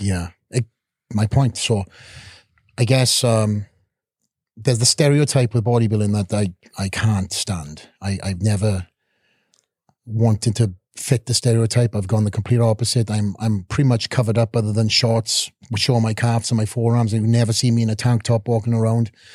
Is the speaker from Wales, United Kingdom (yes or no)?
yes; Wales, United Kingdom; moved away as an adult; also born or lived in Boca Raton; now in Las Vegas, United States; coming from a country of Wales